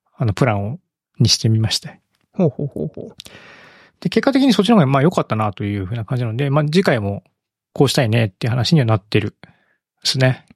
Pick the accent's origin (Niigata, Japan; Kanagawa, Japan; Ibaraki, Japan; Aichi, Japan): Ibaraki, Japan; now in Kyoto, Japan; 僕、茨城県の生まれなんで